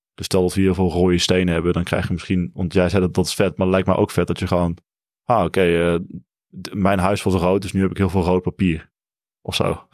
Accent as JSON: {"language": "Dutch", "region": "Limburg", "country": "Netherlands", "said": "Ik kom ook uit Limburg"}